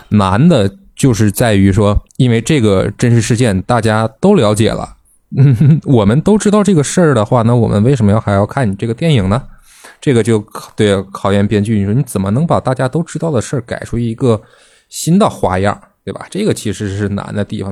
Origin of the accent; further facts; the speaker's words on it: China; 咱们是中国人